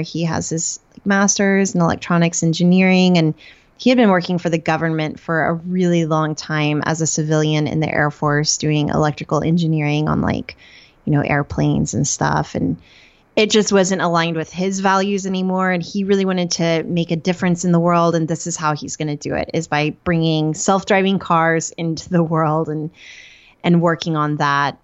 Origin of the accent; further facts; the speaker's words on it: Norman, Oklahoma, United States; moved away as an adult; now in Detroit area, United States; Before that, I lived in Norman, Oklahoma. That's where I grew up